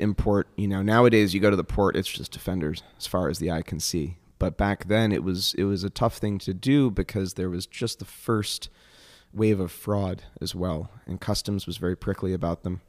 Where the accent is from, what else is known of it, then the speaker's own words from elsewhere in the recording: Northeast, United States; I'm from the Northeast